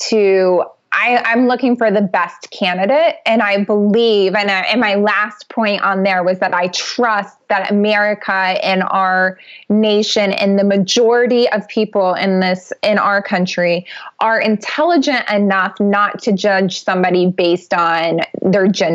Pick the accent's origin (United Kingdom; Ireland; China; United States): United States; Ohio; I'm from Ohio